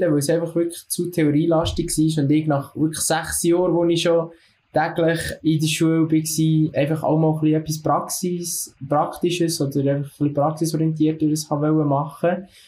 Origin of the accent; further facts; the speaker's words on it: Solothurn, Switzerland; Ich komme aus dem Kanton Solothurn und bin 20.